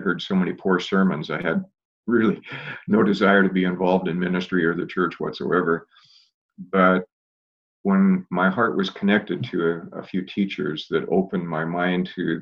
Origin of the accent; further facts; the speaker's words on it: Portland, Oregon, United States; I grew up in Portland, grew up out in the Clackamas area